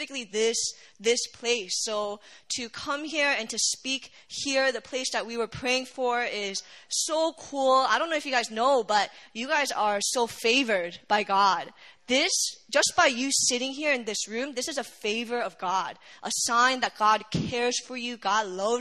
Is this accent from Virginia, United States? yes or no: yes; Virginia, United States; moved away as an adult; also born or lived in Korea; now in South Korea; I'm from Virginia, and I never thought I would go to seminary in Korea